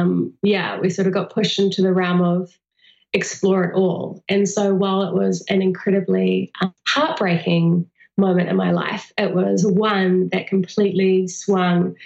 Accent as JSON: {"language": "English", "country": "New Zealand", "tie": "born or raised there", "said": "New Zealand. So right in the heart of Middle Earth"}